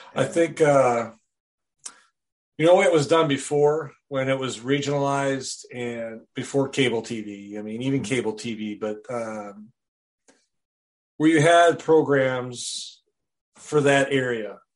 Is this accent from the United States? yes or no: yes; Wisconsin, United States; I'm from Wisconsin originally, born and raised there